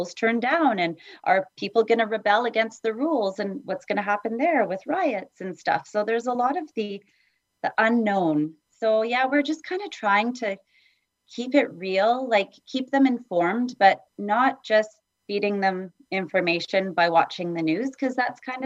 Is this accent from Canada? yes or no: yes; Edmonton, Alberta, Canada; also born or lived in Vancouver, Canada; now in Vancouver Island, Canada; I grew up in Edmonton